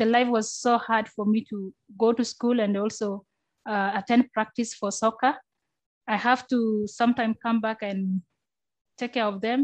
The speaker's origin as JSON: {"language": "English", "town": "Kakuma", "region": "Turkana County", "country": "Kenya", "tie": "born or raised there", "also_born_or_lived": "South Sudan", "moved": "as an adult", "lives_now": "Canada", "said": "when I was 8 years, I arrived in Kenya in 2002. So I started my new life from there after I almost had 20 years. When I grew up in Kakuma"}